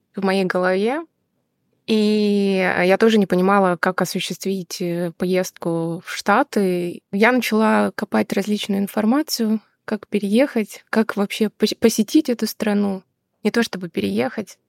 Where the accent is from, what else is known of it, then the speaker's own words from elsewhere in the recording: Rostov-on-Don, Rostov Oblast, Russia; also born or lived in Moscow / Tashkent; now in United States; Сама я из Ростова-на-Дону, но очень много лет жила в Москве